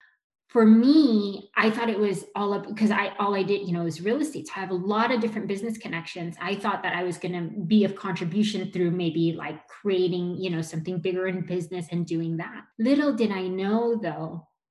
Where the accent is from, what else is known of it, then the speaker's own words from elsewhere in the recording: Los Angeles, California, United States; I was born here in Los Angeles